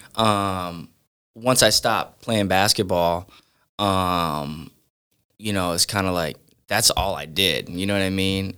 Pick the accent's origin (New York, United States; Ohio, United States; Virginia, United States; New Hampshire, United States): Ohio, United States; Sandusky; also born or lived in Norwalk, Ohio; Growing up, I grew up in Sandusky, Ohio